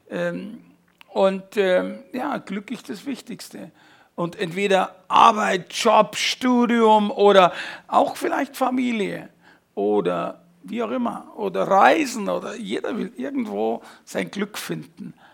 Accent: Fürstenfeldbruck, Bavaria, Germany; bin 55 äh, aufgewachsen, also geboren in Fürstenfeldbruck.

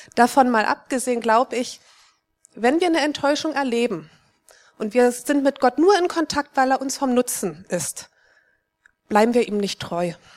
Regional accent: East Germany, Germany; Ich bin in Ostdeutschland aufgewachsen

